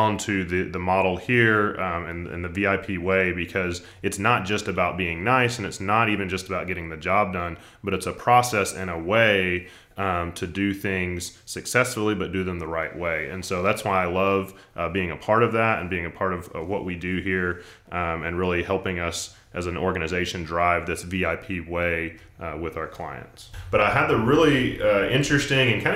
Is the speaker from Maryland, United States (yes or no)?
no; Central Arkansas, United States; I grew up in Central Arkansas, went to UCA, the University of Central Arkansas in Conway, lifelong Razorback fan